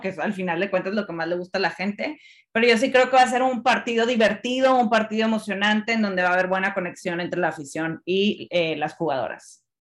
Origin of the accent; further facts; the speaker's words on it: Monterrey, Nuevo León, Mexico; yo siendo regia, pues me da mucho orgullo. Claro que me da orgullo. Me encanta que mi ciudad esté siendo un centro para el fútbol femenil